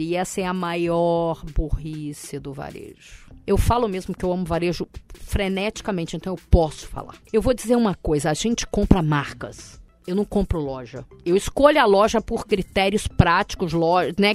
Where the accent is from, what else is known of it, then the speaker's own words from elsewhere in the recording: Brazil; eu sou do Brasil.